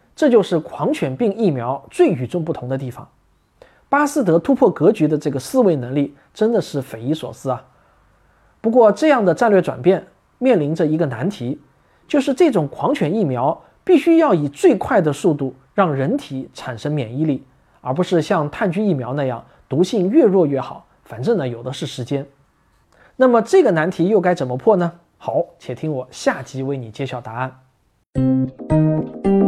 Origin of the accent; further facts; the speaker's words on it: China; 我们中国人